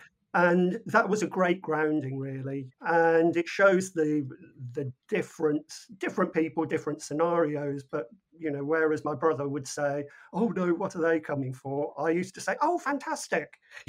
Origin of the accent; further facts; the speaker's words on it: United Kingdom; we're British.